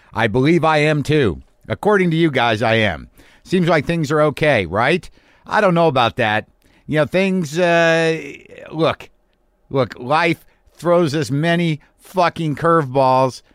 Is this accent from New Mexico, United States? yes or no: yes; Albuquerque, New Mexico, United States; now in Los Angeles, United States; my hometown in Albuquerque, New Mexico